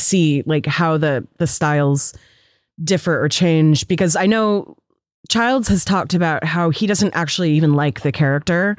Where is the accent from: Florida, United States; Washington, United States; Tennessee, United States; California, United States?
Washington, United States; Seattle; growing up in Seattle